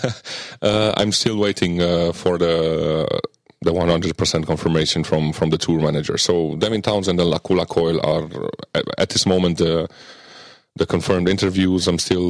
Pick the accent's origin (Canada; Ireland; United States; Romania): Romania; near Biertan, Transylvania; Biertan, which is a small medieval village in uh, uh, near my hometown